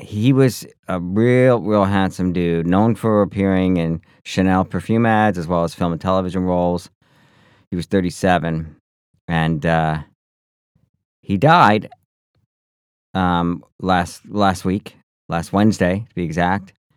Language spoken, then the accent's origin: English; United States; I come from the North Country. I come from the snow belt